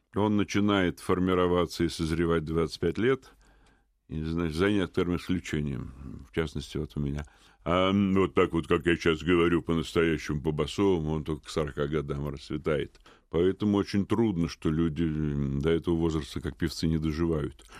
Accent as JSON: {"language": "Russian", "region": "Moscow", "country": "Russia", "tie": "born or raised there", "said": "я родился в Москве 68 лет назад в семье военного"}